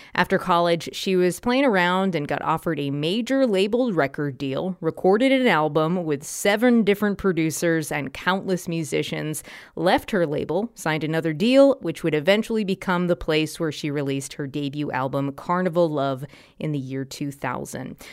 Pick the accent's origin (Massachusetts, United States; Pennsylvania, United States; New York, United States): Massachusetts, United States; Walpole; I grew up in Walpole, Massachusetts